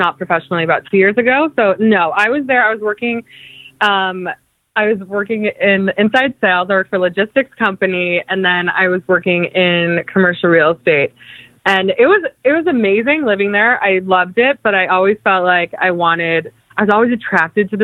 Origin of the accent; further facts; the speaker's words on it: Cleveland, Ohio, United States; moved away as an adult; now in Los Angeles, United States; I grew up in Cleveland. I was born and raised there